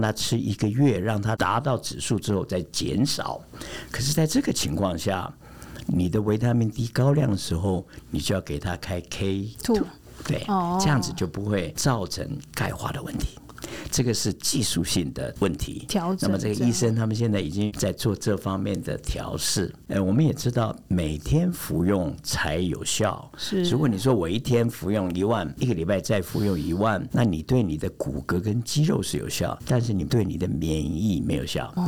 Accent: Germany; 我是来自德国的

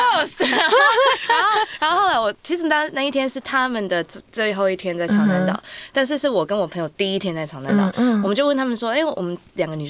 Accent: Taiwan; 我是台湾的台妹，台湾客家嘛。

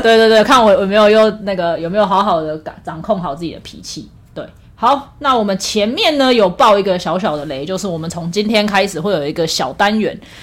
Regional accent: Taiwan; first language Taiwanese Hokkien; now in Taipei, Taiwan; 因为我从小是在就是讲， 就是讲台语长大的啦，我们家的环境都是讲台语。虽然我觉得我上台北之后台语已经退步很多了

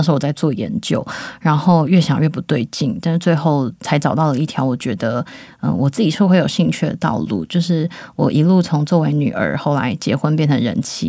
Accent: Yilan, Yilan County, Taiwan; 他他每几年就会问我说：“哎，你的故乡在哪里？”只要我说宜兰市，而非察哈尔，他就会勃然大怒

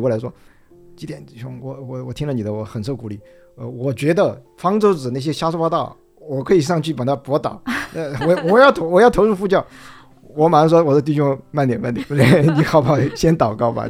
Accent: China; moved away as an adult; also born or lived in United States; 我是从中， 中国大陆出来的

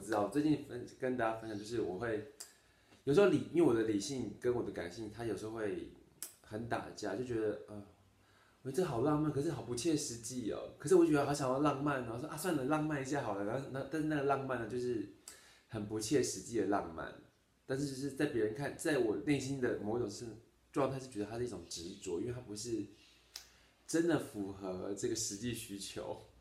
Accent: Taitung, Taitung County, Taiwan; moved away; 今年呢，三十三岁，然后在台东，刚刚回台东工作，然后做的是厨师，主厨，经营料，经营，啊，经营一间餐厅，种种田，然后就教瑜伽，有时候接一些设计案

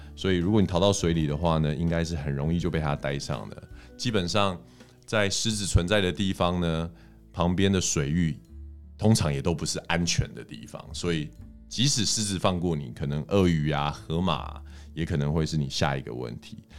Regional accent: Taiwan; 我们台湾人

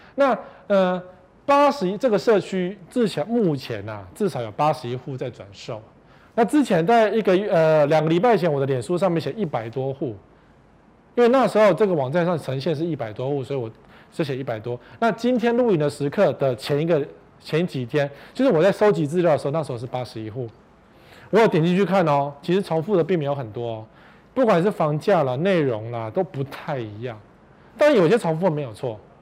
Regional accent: Taipei, Taiwan; 我们是台北人

